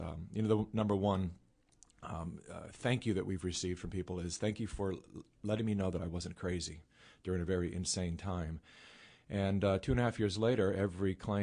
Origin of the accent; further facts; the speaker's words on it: California, United States; I was born and raised in California